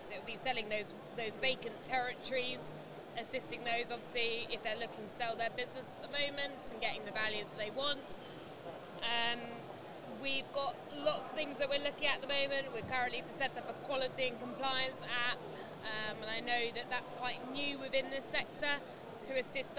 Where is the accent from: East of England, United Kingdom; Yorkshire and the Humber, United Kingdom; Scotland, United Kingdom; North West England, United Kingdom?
East of England, United Kingdom; Norfolk; I'm from Norfolk